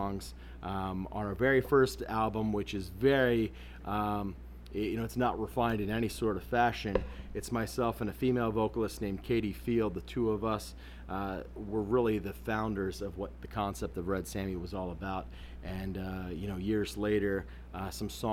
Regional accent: Westminster, Maryland, United States; I grew up in Westminster, Maryland

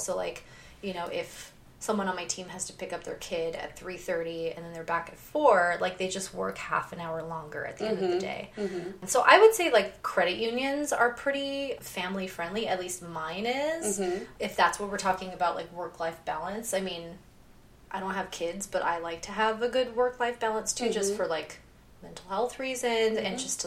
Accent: Victorville, California, United States; moved away as an adult; also born or lived in Huntington Beach, California; now in San Francisco, United States; I grew up in Victorville, which is in San Bernardino County

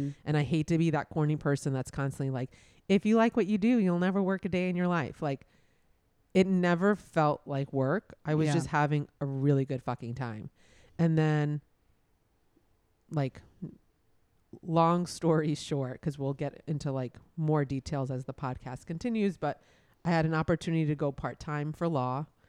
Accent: New York City, New York, United States; moved away as an adult; also born or lived in Boston; now in Miami, United States; I grew up in Brooklyn. I went to college in Boston. I came down to Miami for law school, where I met my husband, and I just stayed in Miami.

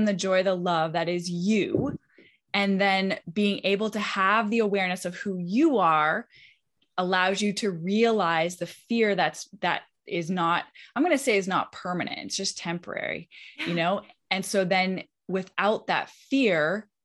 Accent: Canada; now in West Palm Beach, United States; I grew up in Canada. I'm a Canadian.

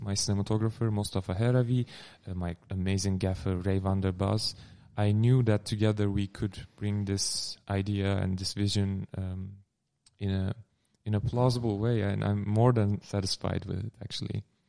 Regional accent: Turkey; English is a second language; moved away as an adult; also born or lived in Amsterdam, Netherlands; now in Netherlands; I am from Turkey. I moved here in 2015 for my studies at the Gerrit Academy in Amsterdam

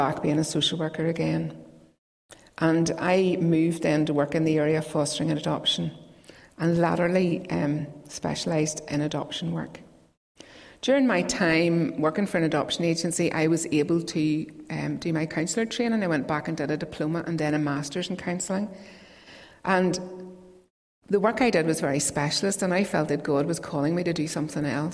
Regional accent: Crossgar, Northern Ireland, United Kingdom; also born or lived in Castlederg; now in Donaghadee, United Kingdom; I'm originally from Crossgarn, County Down, if you know where that is, the complete centre of the universe. And I grew up in Lasara Presbyterian Church.

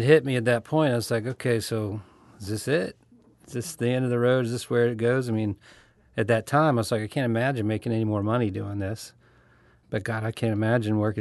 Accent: Louisiana, United States; moved away as an adult; also born or lived in San Francisco; I was from Louisiana

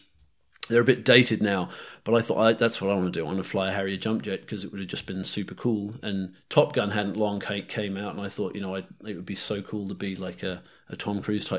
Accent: North Island, New Zealand; accent: New Zealand; North Island. New Zealand is like where I spent my formative years, and it's home, and that's where my accent is mostly based, I suppose. But I spent a lot of time in the UK. My parents are Poms, actually.

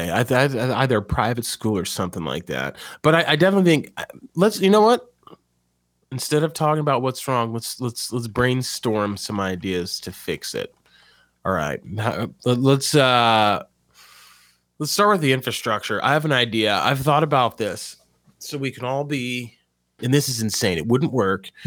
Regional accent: New Mexico, United States; now in Louisiana, United States; Like I'm from I'm from New Mexico, and now I'm in Louisiana rebuilding the nation.

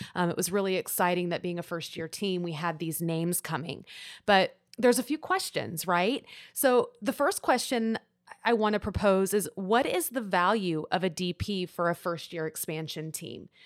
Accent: Houston, Texas, United States; now in Austin, United States; I'm from Houston

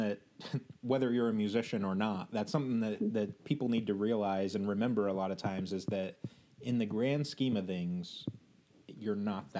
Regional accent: Indiana, United States; I was born and raised here

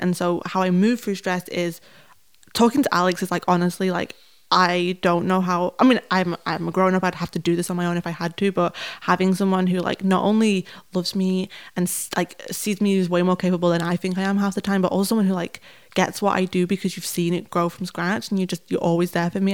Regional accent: Manchester, North West England, United Kingdom; I'm from Manchester

